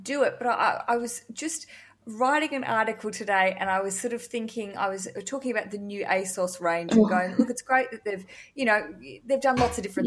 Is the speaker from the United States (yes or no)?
no; Australia; accent: Australian; my Australian accent